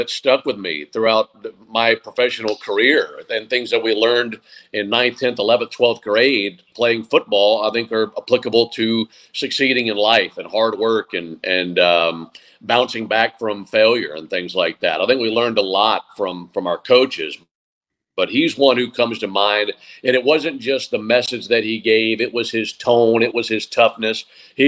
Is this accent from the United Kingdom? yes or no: no; Madison, Mississippi, United States; moved away as an adult; also born or lived in Eugene, Oregon; now in Atlanta, United States; I grew up in Madison, Mississippi